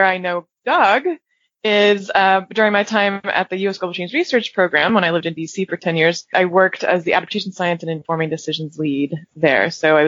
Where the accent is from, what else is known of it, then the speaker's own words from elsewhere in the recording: England, United Kingdom; And I actually was born and raised in England, so even though I don't have an accent, it's secretly in me. It comes out when I'm around other British folks.